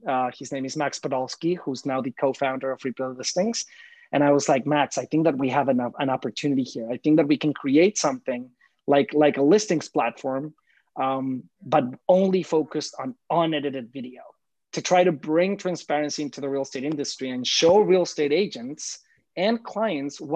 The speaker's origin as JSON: {"language": "English", "country": "Mexico", "tie": "born or raised there", "moved": "as an adult", "lives_now": "New York City, United States", "said": "I'm originally from Mexico, proud Mexican here, born and raised. So for the maybe first 25 years of my life or more, I lived in Mexico"}